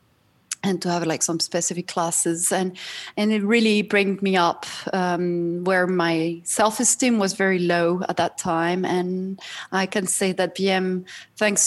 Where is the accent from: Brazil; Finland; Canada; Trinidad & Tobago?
Brazil; also born or lived in Paris, France; now in Switzerland; I grew up in Brazil. I was born in Brazil